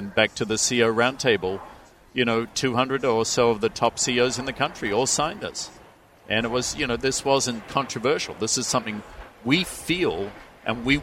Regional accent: Melbourne, Victoria, Australia; moved away as an adult; now in United States; I was born in Melbourne to the family I was born with and given the education I was given.

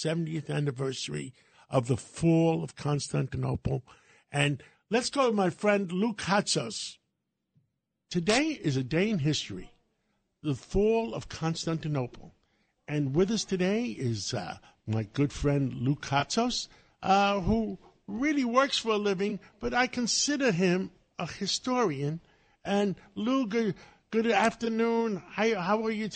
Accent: Greece; now in United States; I was born in Greece

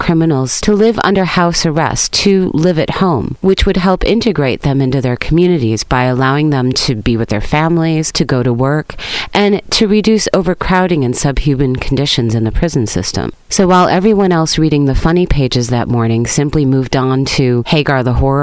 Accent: United States; moved away; also born or lived in Paris, France; I'm American

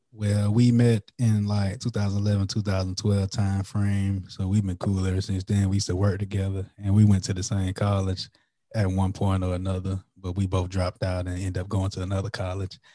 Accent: Florence, South Carolina, United States; moved away as an adult; now in New Braunfels, United States; I'm from Florence, South Carolina, which is like twenty, thirty minutes away from Lake City. But I, I moved to the San Antonio, Texas area

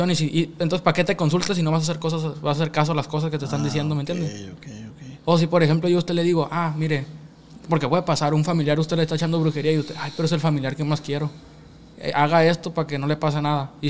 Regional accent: United States; born there; pues yo tengo la gracia, gracias a Dios nací allá en Estados Unidos, pues voy y voy, hago la obra allá, ¿me entiendes?

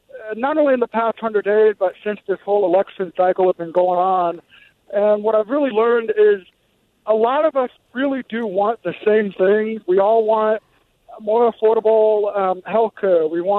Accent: Los Angeles, California, United States; now in Cincinnati, United States; I'm from Los Angeles and I moved to Cincinnati and it was kind of a culture shock.

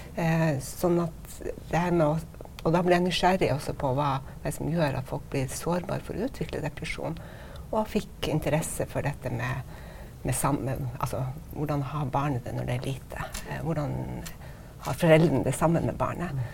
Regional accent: Stockholm, Stockholm County, Sweden; now in Norway; jeg er født i Stockholm, og min mor er svensk

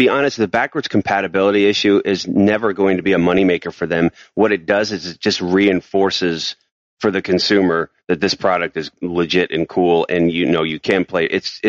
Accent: New York, United States; I'm a New Yorker.

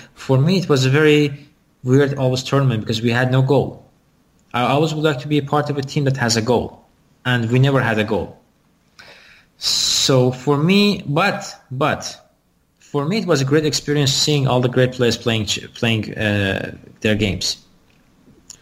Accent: Iran; now in United States

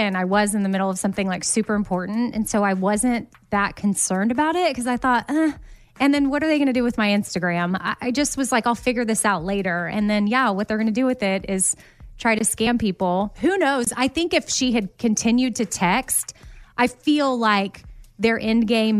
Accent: Austin, Texas, United States; And the number she was texting with was an Austin area code, which I was born and raised in Austin.

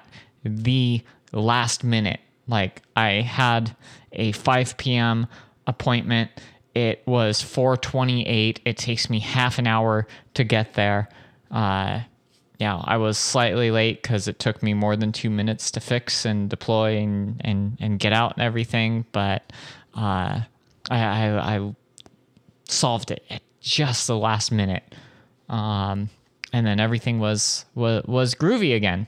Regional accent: Anaheim, California, United States; growing up in Anaheim

